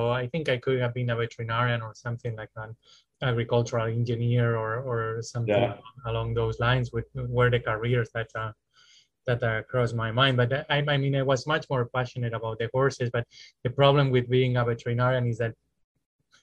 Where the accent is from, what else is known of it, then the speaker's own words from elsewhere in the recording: Spain; moved away as an adult; now in United States; I'm originally from Spain, and I worked in Spain in private practice